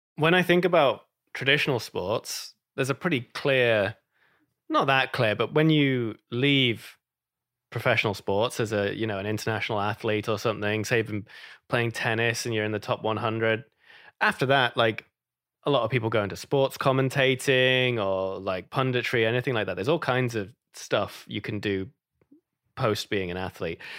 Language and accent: English; United Kingdom; moved away; I'm British